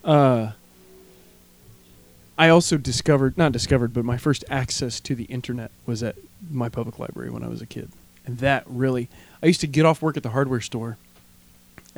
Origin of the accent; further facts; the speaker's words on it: Warsaw, Indiana, United States; now in Bloomington, United States; we were home last weekend, my hometown, for my grandparents' 60th wedding anniversary party.